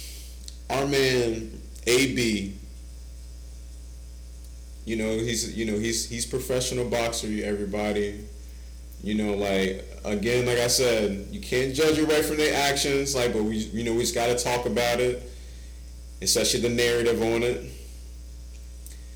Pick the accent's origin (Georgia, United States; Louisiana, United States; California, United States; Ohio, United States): Ohio, United States; me and … is from Ohio